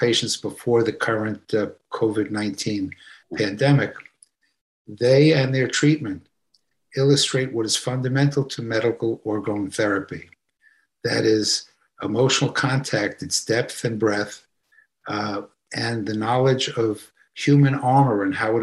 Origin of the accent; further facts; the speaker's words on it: New York City, New York, United States; as a young lad growing up in Brooklyn, New York